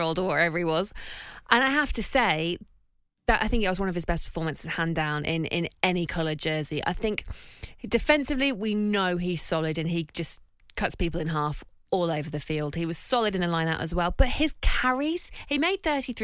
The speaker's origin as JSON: {"language": "English", "town": "Northampton", "region": "East Midlands", "country": "United Kingdom", "tie": "born or raised there", "said": "I sit here as a Northampton girl, born and bred, and I feel like I'm going to be disowned by my hometown"}